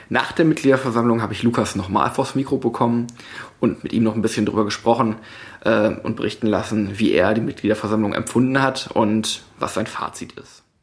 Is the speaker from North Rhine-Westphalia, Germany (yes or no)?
yes; Krefeld, North Rhine-Westphalia, Germany; Ich war am 17.06. in Krefeld, in meiner alten Heimat